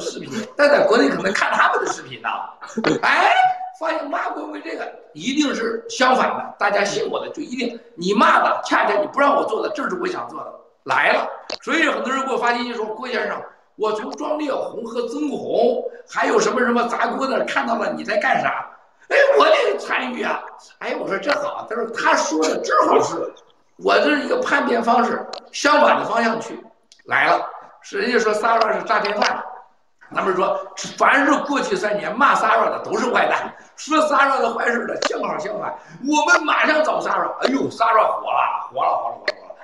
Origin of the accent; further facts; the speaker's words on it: China; 我们中国人把自己给吓死了。